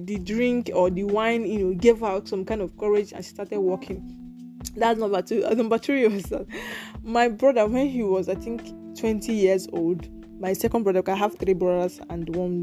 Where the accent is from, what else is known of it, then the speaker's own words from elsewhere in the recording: Nigeria; we are from Africa. I'm from Nigeria